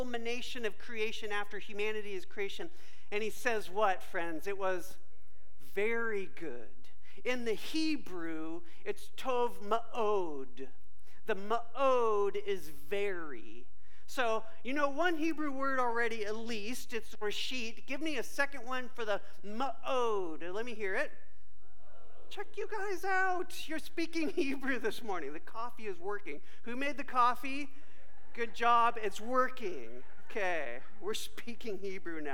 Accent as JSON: {"language": "English", "area": "Bay Area", "region": "California", "country": "United States", "tie": "born or raised there", "said": "when I was a kid during summer growing up in the Bay Area, California"}